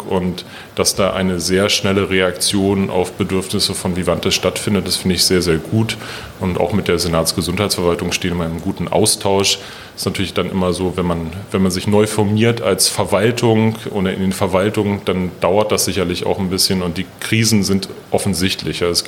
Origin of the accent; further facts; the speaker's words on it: Berlin, Germany; Ja, die haben schon eine schlotterige Art, aber ich bin selber Berliner